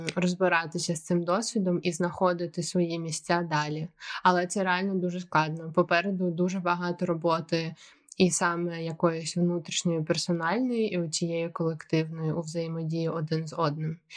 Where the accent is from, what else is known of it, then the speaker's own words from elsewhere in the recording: Ukraine; moved away as an adult; я з України